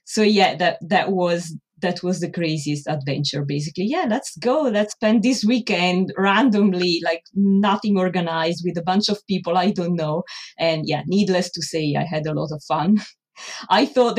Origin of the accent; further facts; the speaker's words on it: Italy; moved away as an adult; also born or lived in Milan, Italy / France; now in London, United Kingdom; I am originally from Italy.